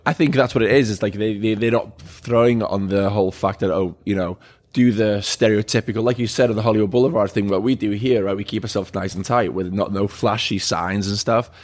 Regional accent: Wales, United Kingdom; moved away; I'm originally from Wales. Uh, grew up on a farm out there

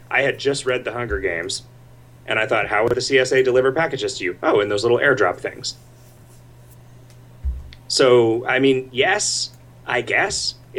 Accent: St. Cloud, Minnesota, United States; I'm from St. Cloud, and I'm praying the plows were out this morning.

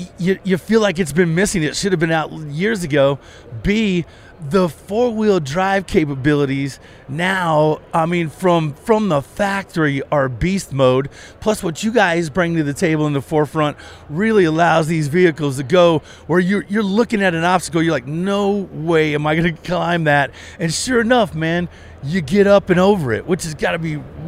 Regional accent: Colorado, United States; You know, gone are the days because, you know, I'm from Colorado, right?

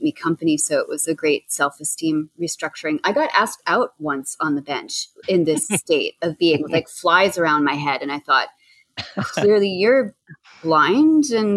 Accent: New Jersey, United States; now in Boston, United States; I'm from Jersey

